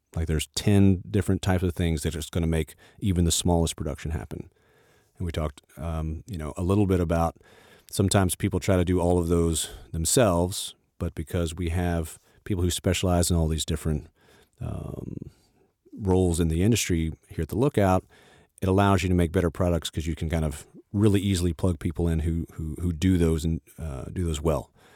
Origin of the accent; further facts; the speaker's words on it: the South, United States; I grew up in the South, and my mother was the minister of music at our church